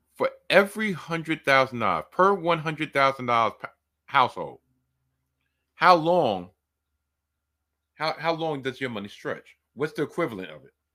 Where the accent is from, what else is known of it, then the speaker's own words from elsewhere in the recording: New York City, New York, United States; I've been born and raised in New York